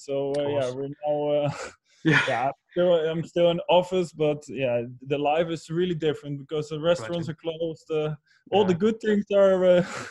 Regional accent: Rotterdam, South Holland, Netherlands; English is a second language; moved away as an adult; also born or lived in England; I think when I grew up in Rotterdam.

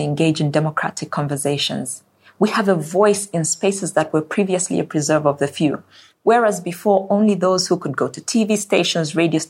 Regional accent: Zambia; My home country of Zambia

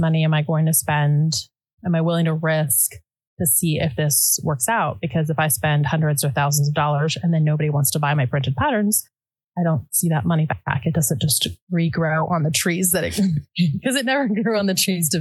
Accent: United States; first language Dutch; also born or lived in Netherlands; Dutch is my first language, but we moved to the U.S. when I was under a year old

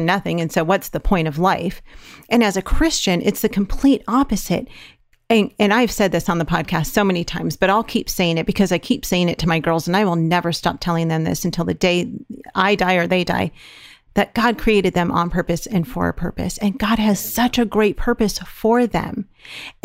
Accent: California, United States; moved away; We're from California

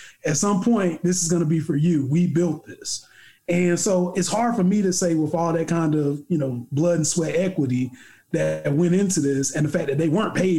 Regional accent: United States; I grew up in the hood

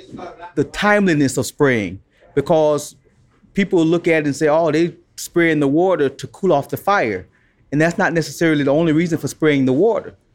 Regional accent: Chicago, Illinois, United States; also born or lived in Alabama; as a kid growing up in Chicago, we always went to the White Sox game

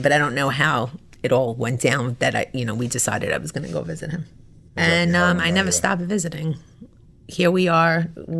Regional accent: New York, United States; moved away as an adult; also born or lived in Florida; I lived in Florida. I'm from New York, but I lived in Florida. I went to graduate school in Florida.

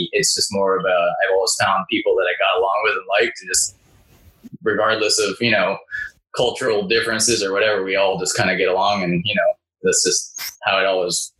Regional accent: Austin, Texas, United States; moved away; also born or lived in Wissahickon; having done most of my growing up in Austin

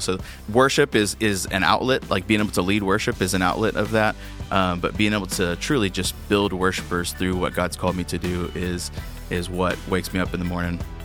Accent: Georgia, United States; moved away; growing up in Georgia

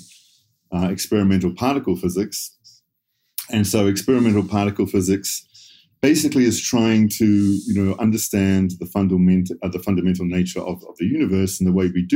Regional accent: suburb outside Auckland, New Zealand; I grew up in New Zealand, sort of suburb just outside Auckland.

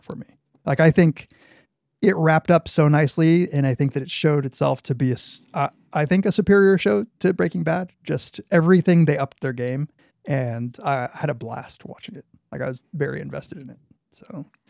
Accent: Argentina; moved away; I was born in Argentina. Half my family is from Argentina.

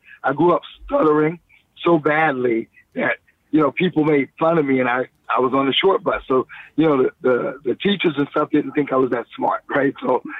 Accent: Columbia, South Carolina, United States; also born or lived in Washington, D.C., United States; now in Los Angeles, United States; because I'm from South Carolina in Columbia, Casey, South Carolina.

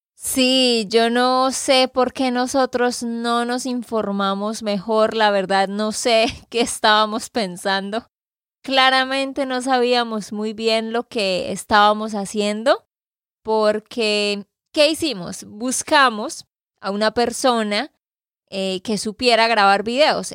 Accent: Santander, Colombia; de Santander, Colombia.

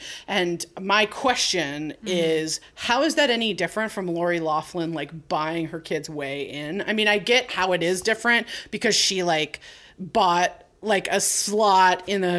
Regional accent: California, United States; we grew up in California.

